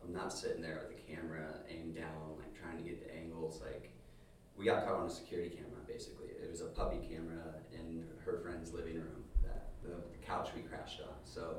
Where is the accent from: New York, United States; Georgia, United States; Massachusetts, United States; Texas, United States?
Georgia, United States; Atlanta; moved away; I grew up in Atlanta. So I lived there for 10 years, graduated high school from Marist.